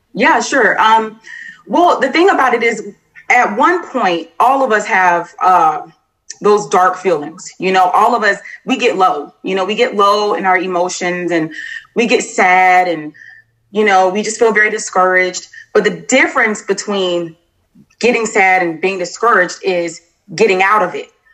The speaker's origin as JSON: {"language": "English", "region": "Florida", "country": "United States", "moved": "as an adult", "lives_now": "Clarksville, United States", "said": "am originally from Florida, but once I joined the military, I just kind of traveled around and decided to settle here in uh, Clarksville, Tennessee"}